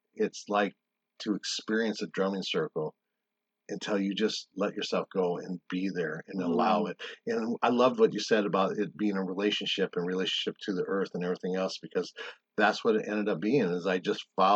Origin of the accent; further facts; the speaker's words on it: South Dakota, United States; moved away; also born or lived in Arizona; I grew up in South Dakota